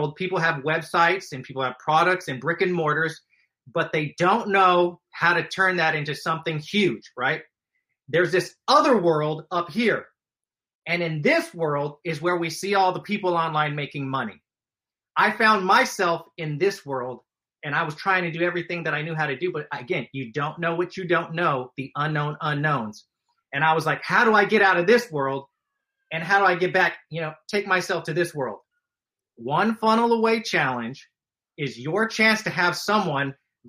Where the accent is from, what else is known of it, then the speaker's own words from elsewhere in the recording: Stockton, California, United States; I grew up in Stockton, California